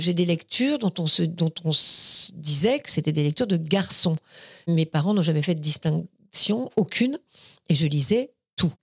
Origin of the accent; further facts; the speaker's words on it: Paris, Île-de-France, France; also born or lived in Vierzon area; je suis née dans le 14e arrondissement. Je suis née dans la clinique Sarrette, rue Sarrette. J'ai grandi. Après, je suis restée dans le 14e arrondissement jusqu'à l'âge de 12 ans, 12-13 ans